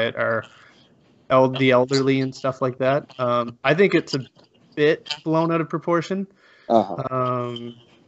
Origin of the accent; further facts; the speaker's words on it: Canada; I'm Canadian